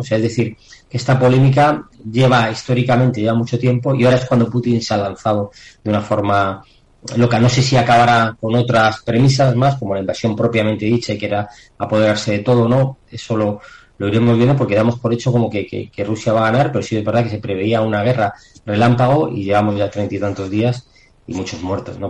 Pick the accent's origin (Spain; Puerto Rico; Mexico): Spain; tenemos en España tenemos algo más de suerte porque somos el sur de Europa